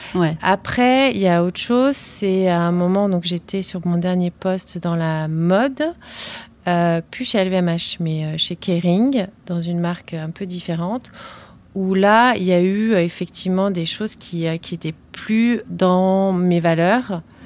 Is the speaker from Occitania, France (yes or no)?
no; northern Paris suburbs, Île-de-France, France; j'ai grandi euh, en banlieue parisienne, dans banlieue nord